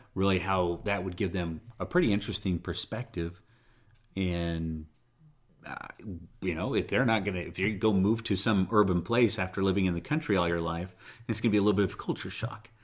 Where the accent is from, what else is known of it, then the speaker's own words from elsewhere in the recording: Utah, United States; I tell people I'm from Utah